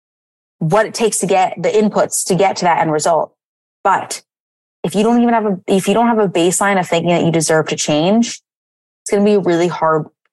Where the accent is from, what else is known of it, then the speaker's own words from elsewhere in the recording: East Coast, United States; now in San Francisco, United States; I'm originally from the East Coast, so I went far